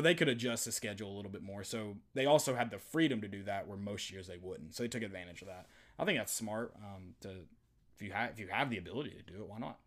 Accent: East Tennessee, United States; growing up in East Tennessee, high school football special

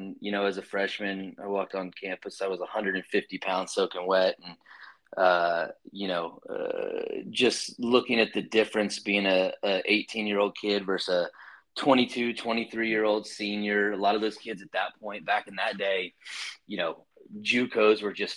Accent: Lakeland, Florida, United States; moved away as an adult; now in College Station, United States; grew up just between Tampa and Orlando for the most part, right in the city known as Lakeland

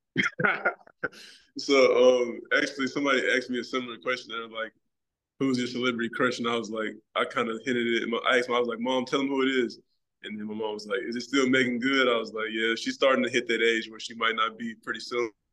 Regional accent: Memphis, Tennessee, United States; I'm born and raised in Memphis, Tennessee

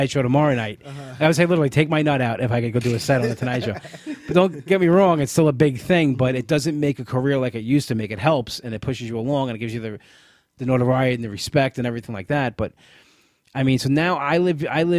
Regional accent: New York, United States; I'm a New Yorker

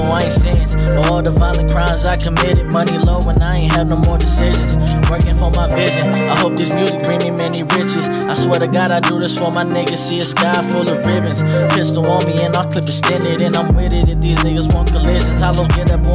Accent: Stockton, California, United States; I grew up right there on Vine. Vine and Filbert right there by Fillmore School

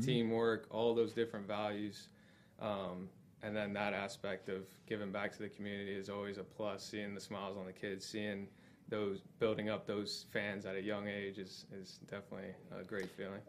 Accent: Florida, United States; also born or lived in North Carolina; born and raised in Florida, big family.

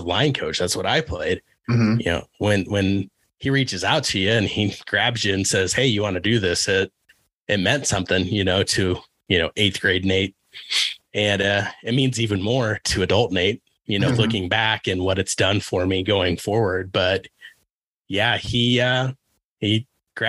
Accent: Beloit, Kansas, United States; moved away; Beloit, Kansas

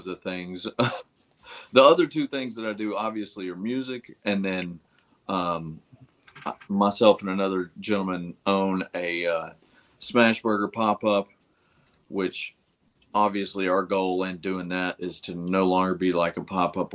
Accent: Chattanooga, Tennessee, United States; I'm from Chattanooga, Tennessee

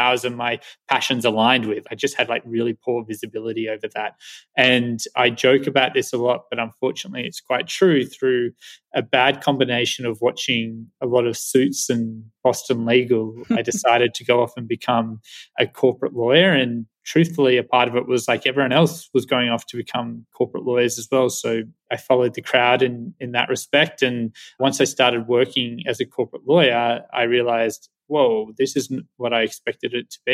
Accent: Australia; now in San Francisco, United States; I am Australian

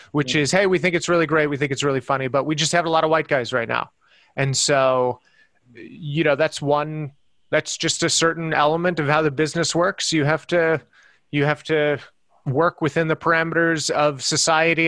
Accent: El Paso, Texas, United States; also born or lived in Ohio / San Francisco; now in Los Angeles, United States; growing up in El Paso, Texas

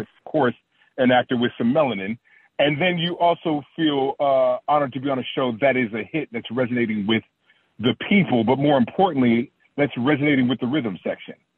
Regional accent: Oakland, California, United States; I'm from Oak, Oakland, Oakland, California

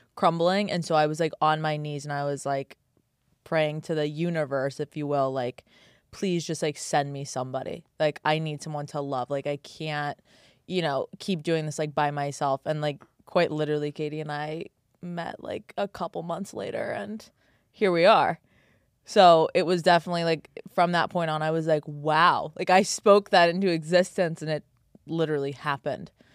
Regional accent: New York City, New York, United States; I grew up in New York City

